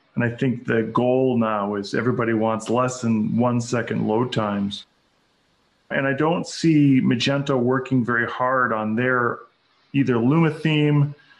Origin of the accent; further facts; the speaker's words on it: Minnesota, United States; my home state is Minnesota